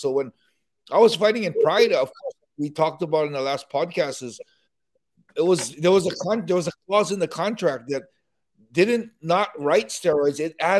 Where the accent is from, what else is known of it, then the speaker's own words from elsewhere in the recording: Hawaii, United States; I was always a smaller guy growing up in Hawaii.